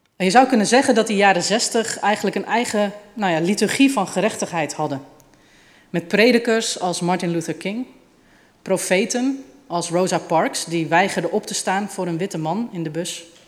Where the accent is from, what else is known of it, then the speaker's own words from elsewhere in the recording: Utrecht, Netherlands; Ik kom uit Utrecht